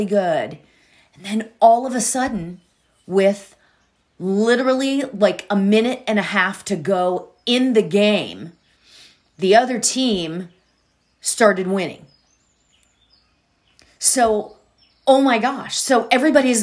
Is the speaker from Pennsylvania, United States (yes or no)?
yes; Pittsburgh, Pennsylvania, United States; moved away; I'm from Pittsburgh. So, you know, when you're from back there